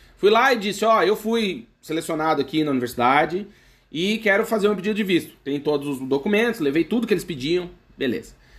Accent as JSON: {"language": "Portuguese", "region": "Santa Catarina", "country": "Brazil", "moved": "as an adult", "lives_now": "Portugal", "said": "no meu país de origem, no caso do Brasil, mais próximo do meu estado, que é Santa Catarina"}